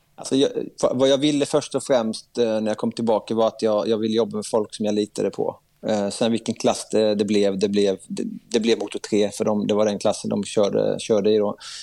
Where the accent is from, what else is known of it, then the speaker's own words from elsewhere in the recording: Sweden; Där jag kom in som svensk